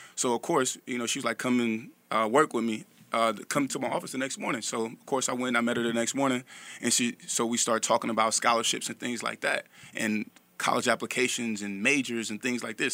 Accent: Vallejo, California, United States; I'm from Vallejo, California

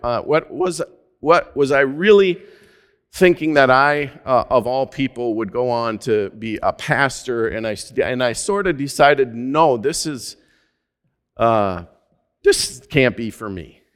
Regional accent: Minnesota, United States; also born or lived in Alaska; my home state

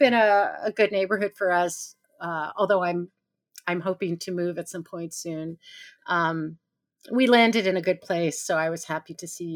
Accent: New York City, New York, United States; I grew up on East 85th Street.

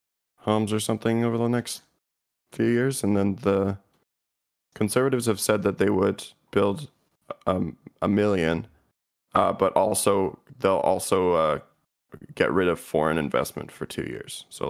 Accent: Canada; basic Canadian

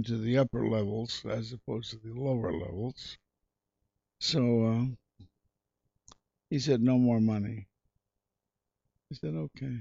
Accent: Kansas City, United States; moved away

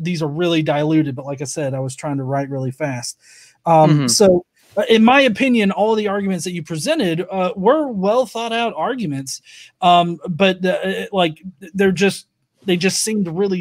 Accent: the South, United States; I'm from the South. I don't speak like, you know, high-speed train speeds

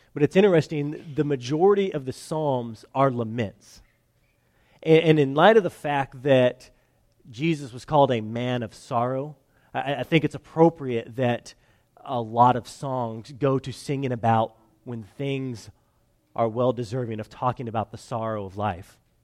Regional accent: California, United States; moved away as an adult; I'm from California

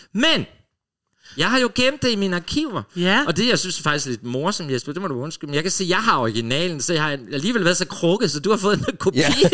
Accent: Funen, Southern Denmark, Denmark; now in Copenhagen, Denmark; Jeg var fra Fyn

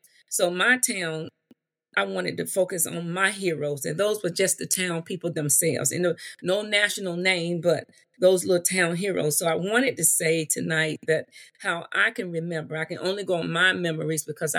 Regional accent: Williamston, North Carolina, United States; we grew up in a small town of Williamston. I made a little few notes because I had such a busy day today that, you know, we came from North Carolina, Williamston, North Carolina.

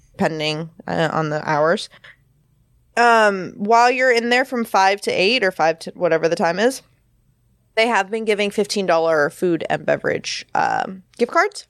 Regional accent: Florida, United States; moved away; I'm originally from Florida

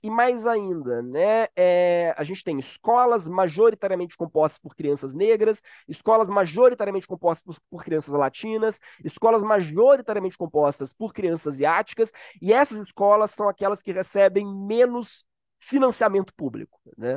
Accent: Minas Gerais, Brazil; now in Rio de Janeiro, Brazil; Sou mineiro, então já peço perdão se eu comer palavras ou falar muito rápido

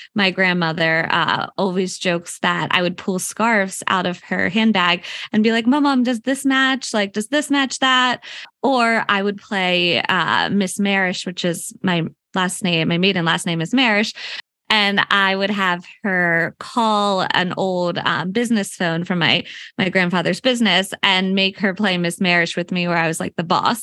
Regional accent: Unionville, Pennsylvania, United States; I'm actually from Philadelphia area. but I'm born and raised from here

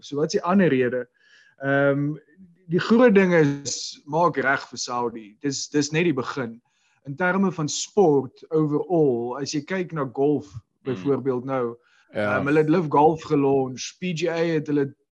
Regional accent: South Africa; ek's 'n Suid-Afrikaner

